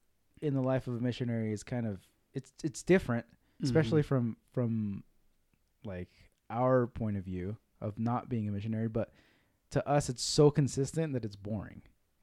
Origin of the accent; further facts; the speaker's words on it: Salt Lake City, Utah, United States; I was raised in Salt Lake